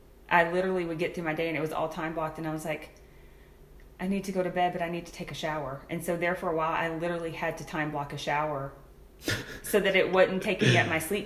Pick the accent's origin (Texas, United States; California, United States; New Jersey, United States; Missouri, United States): Texas, United States; Gonzales; born or raised there